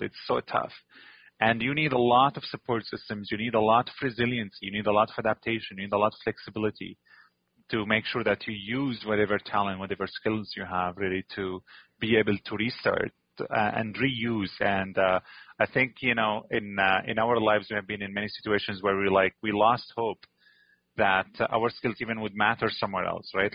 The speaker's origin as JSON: {"language": "English", "town": "Damascus", "region": "Damascus Governorate", "country": "Syria", "tie": "born or raised there", "moved": "as an adult", "lives_now": "Antigonish, Canada", "said": "I was born in Damascus. It's a giant city."}